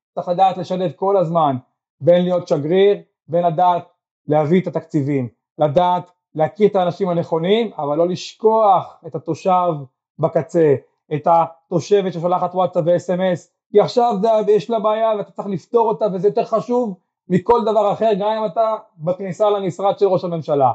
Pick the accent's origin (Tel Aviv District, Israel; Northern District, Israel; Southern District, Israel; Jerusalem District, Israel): Southern District, Israel; Eshkol Regional Council; גם אני גדלתי פה, גרתי פה